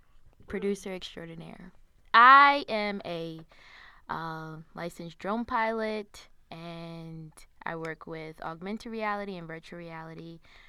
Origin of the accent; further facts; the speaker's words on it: New York, United States; also born or lived in Colombia; I was born in New York, raised in Colombia in South America, but then also raised in New York.